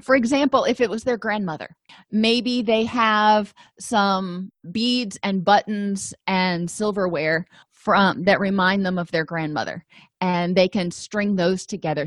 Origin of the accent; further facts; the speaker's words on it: Florida, United States; I grew up in Florida